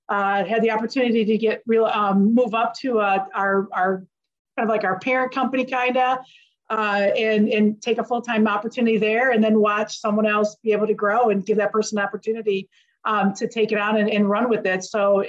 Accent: Saginaw, Michigan, United States; I'm from Saginaw

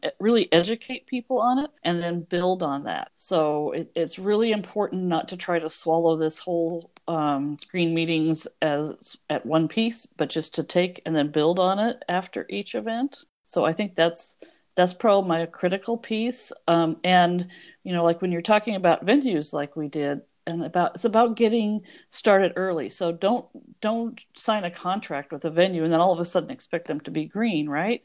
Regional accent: Oregon, United States; I'm from Oregon

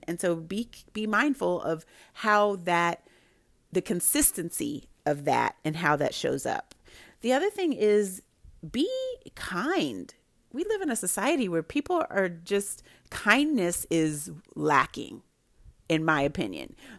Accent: Santa Barbara, California, United States; I grew up in Santa Barbara, California

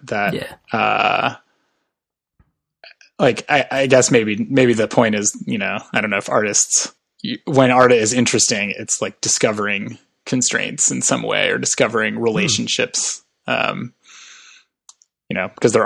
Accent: Madison, Wisconsin, United States; I grew up in Madison, Wisconsin

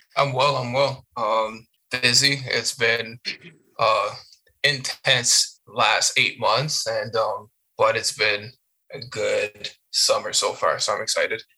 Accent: Hamilton, Ontario, Canada; born or raised there; first language French; English is a second language; moved away as an adult; also born or lived in Montreal, Canada / Chicago, United States / Iowa, United States / Cape Breton, Canada

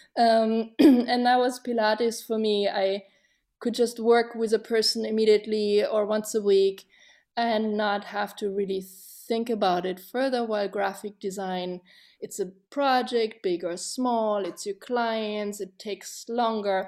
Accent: Germany; growing up in Germany, when I was a teenager, fourteen, fifteen

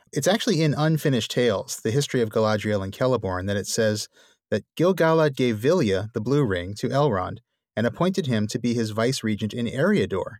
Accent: New Orleans, Louisiana, United States; my hometown of New Orleans

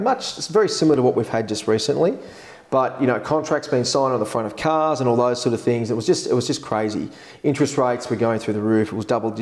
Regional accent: Epping, New South Wales, Australia; I grew up in Epping

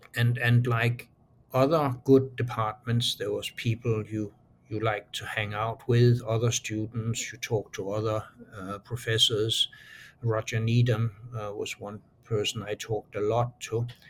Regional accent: Aarhus, Central Denmark Region, Denmark; moved away; I was born in Aarhus. It's a town of uh, then about a quarter of a million uh, people.

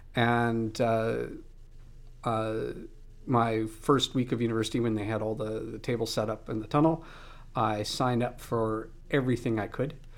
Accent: outside a small town near Moose Jaw, Saskatchewan, Canada; moved away; I grew up outside of a small town. Uh, and, you know, in the big city for me was Moose Jaw

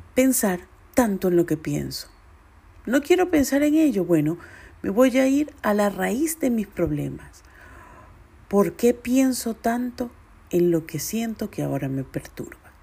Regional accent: Venezuela; moved away as an adult; now in Chile; Cinco años han pasado muy rápido desde que salí de Venezuela

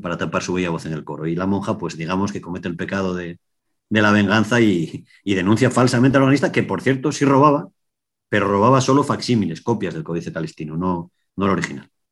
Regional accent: Asturias, Spain; soy periodista, soy asturiano

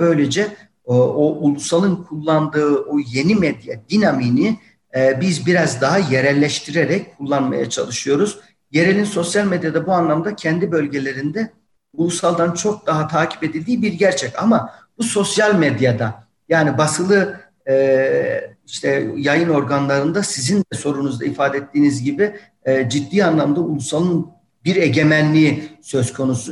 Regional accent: Yozgat, Yozgat Province, Turkey; now in Tokat, Turkey; Benim memleketim Yozgat

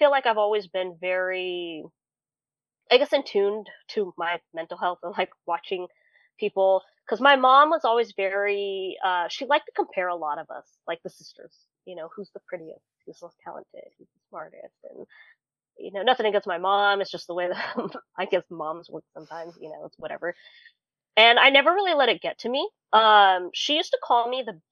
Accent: California, United States; now in Tennessee, United States; I'm originally from California and moved all the way to Tennessee

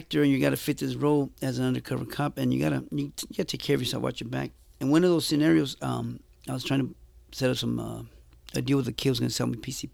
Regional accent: Los Angeles, California, United States; also born or lived in Jalisco, Mexico; I grew up in Huntington Park in Boyle Heights

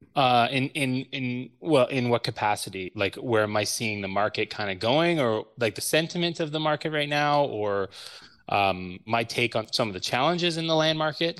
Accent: Ottawa, Ontario, Canada; I attended Canterbury High School here in Ottawa

